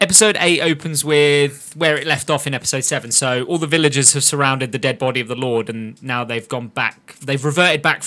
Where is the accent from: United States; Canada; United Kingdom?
United Kingdom; We're British.